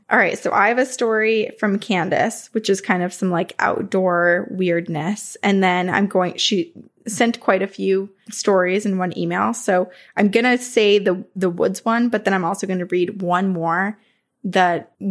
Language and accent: English; Remsen, New York, United States; When I was a kid, I grew up in the Adirondacks on Phelp Road in Remsen.